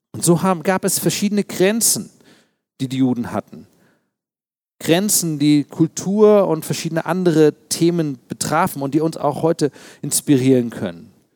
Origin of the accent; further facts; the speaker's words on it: Berlin, Germany; Ich selbst bin Berliner. Ich ähm, bin als Kind in Ostberlin geboren tatsächlich. Wir wohnten in Friedrichshain